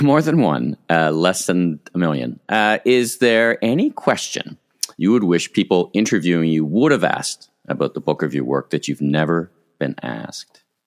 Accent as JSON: {"language": "English", "town": "Ottawa", "region": "Ontario", "country": "Canada", "moved": "yes", "lives_now": "Toronto, Canada", "said": "I'm from Ottawa originally, which is of mm. course an even colder place"}